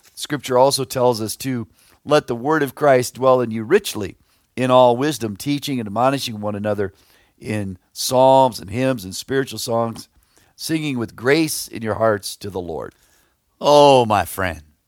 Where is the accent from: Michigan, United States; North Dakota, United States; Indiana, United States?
Indiana, United States; Plymouth; I grew up near Plymouth, Indiana, out in the country